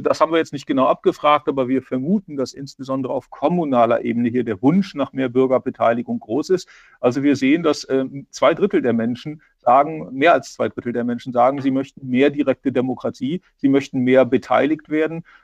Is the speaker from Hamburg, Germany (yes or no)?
no; Braunschweig, Lower Saxony, Germany; now in Rhineland-Palatinate, Germany; ich bin, komme ja ursprünglich aus Niedersachsen und weiß, dass man da auch eine starke regionale Identität hat. Also ich komme aus Braunschweig